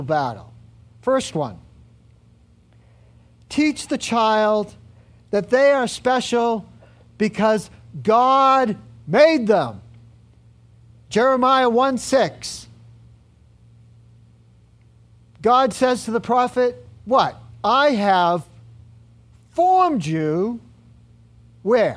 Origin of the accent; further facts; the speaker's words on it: Medford, United States; I was born in Medford and not San Diego